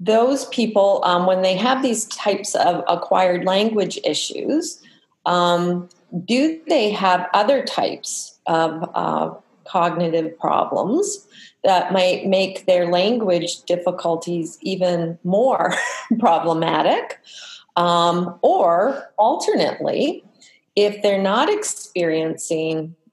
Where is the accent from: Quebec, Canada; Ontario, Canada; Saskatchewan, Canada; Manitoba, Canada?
Manitoba, Canada; moved away; I'm from Manitoba